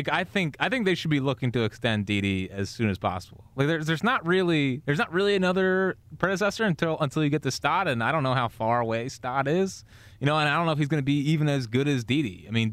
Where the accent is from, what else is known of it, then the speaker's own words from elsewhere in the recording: Westchester, New York, United States; I'm from Westchester.